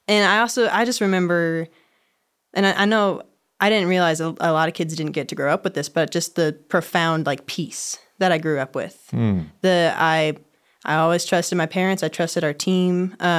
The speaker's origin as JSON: {"language": "English", "town": "Chicago", "region": "Illinois", "country": "United States", "tie": "born there", "said": "I was born in Chicago, Illinois."}